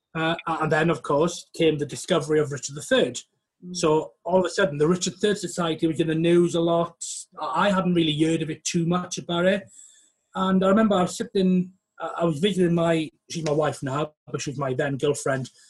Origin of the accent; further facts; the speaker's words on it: West Wales, United Kingdom; now in York, United Kingdom; I am from West Wales